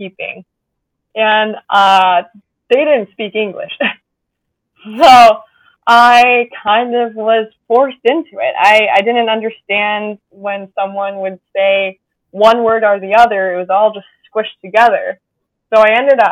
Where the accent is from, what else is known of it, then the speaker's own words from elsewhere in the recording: United States; moved away as an adult; now in Heidelberg, Germany; As an American